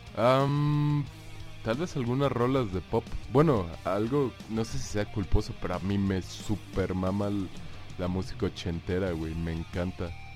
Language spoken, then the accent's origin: Spanish; Cancún, Quintana Roo, Mexico; moved away; la vida en Cancún, de cuando estaba joven